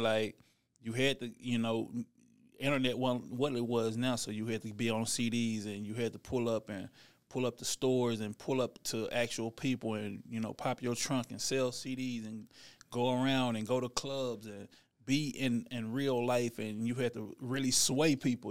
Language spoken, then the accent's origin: English; Dallas, Texas, United States; also born or lived in California; I'm from Dallas, Texas, you know, born and raised